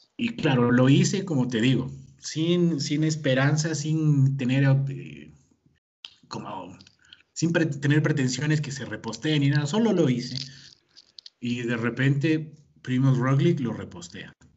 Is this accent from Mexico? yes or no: no; Ecuador; yo soy de Ecuador